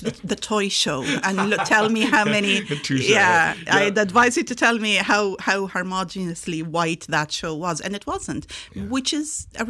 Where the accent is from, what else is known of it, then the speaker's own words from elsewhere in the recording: Ireland; It's not the where you're from, because I tend to go, I'm Irish.